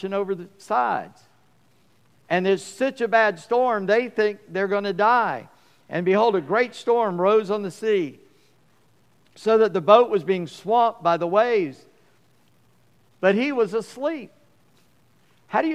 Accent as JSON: {"language": "English", "country": "United States", "tie": "born or raised there", "said": "I grew up near Charleston"}